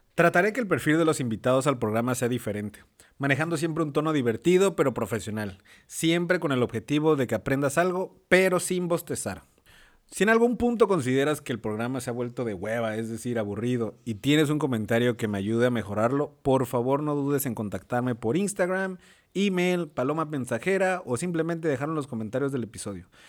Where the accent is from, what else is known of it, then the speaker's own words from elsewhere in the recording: Villahermosa, Tabasco, Mexico; moved away as an adult; also born or lived in San Andrés Cholula, Puebla; de Villahermosa, Tabasco, soy de Villahermosa